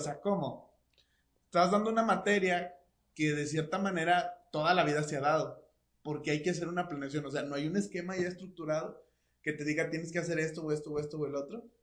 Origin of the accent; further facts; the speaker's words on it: Mexico; nosotros como mexicanos